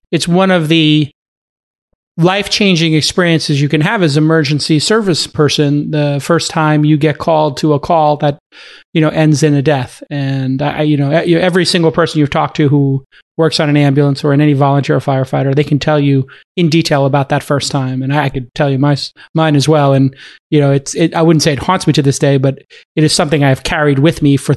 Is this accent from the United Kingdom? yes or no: no; Cape Town, Western Cape, South Africa; growing up in Cape Town, you, you grow up on the water and you grow yeah. up uh, kind of like the water is a big part of the of your life.